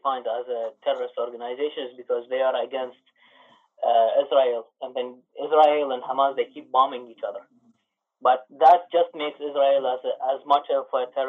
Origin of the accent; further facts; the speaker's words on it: Canada; I'm from Canada.